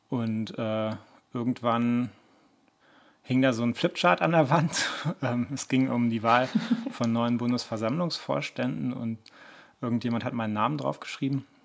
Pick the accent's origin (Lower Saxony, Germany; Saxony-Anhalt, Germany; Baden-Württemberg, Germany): Lower Saxony, Germany; Ja, moin. Äh … Ich komme aus Niedersachsen.